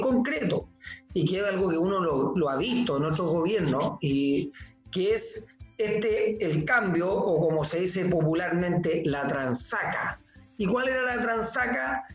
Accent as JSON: {"language": "Spanish", "town": "Iquique", "region": "Tarapacá", "country": "Chile", "said": "como buen iquiqueño, como una persona de Tarapacá, eh, voy desde que soy niño a la fiesta"}